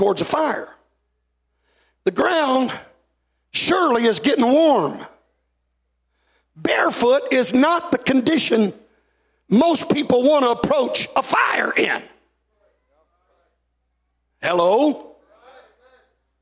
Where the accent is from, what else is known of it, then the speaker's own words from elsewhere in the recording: the South, United States; moved away; when I was raised in the South, we used to say he was all stove up.